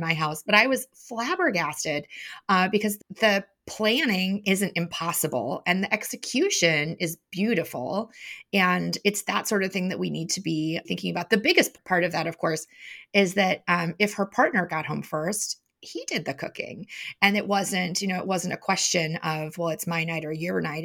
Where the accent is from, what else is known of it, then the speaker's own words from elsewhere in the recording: Chicago, Illinois, United States; moved away; also born or lived in Madison; I grew up in Chicago